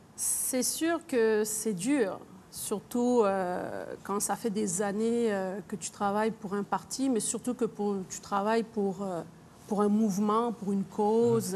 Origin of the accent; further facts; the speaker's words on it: Quebec, Canada; Je suis québécoise, fière de l'être